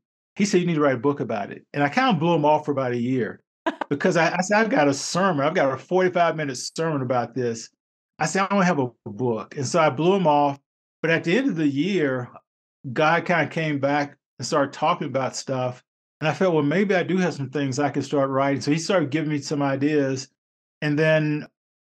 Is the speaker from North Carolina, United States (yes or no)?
yes; North Carolina, United States; I grew up in North Carolina